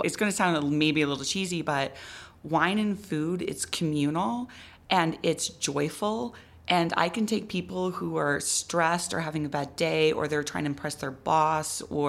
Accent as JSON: {"language": "English", "region": "Midwest", "country": "United States", "tie": "born or raised there", "also_born_or_lived": "East Coast", "moved": "yes", "lives_now": "Albuquerque, United States", "said": "I grew up in the Midwest"}